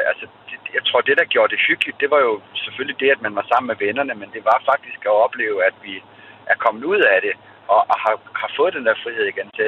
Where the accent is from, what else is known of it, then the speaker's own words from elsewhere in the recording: Denmark; vi er født i Danmark